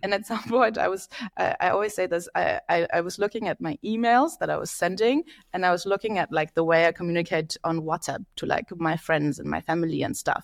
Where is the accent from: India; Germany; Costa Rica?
Germany; Berlin; moved away as an adult; now in London, United Kingdom; I am from Berlin, Germany, lived in London for the last eight years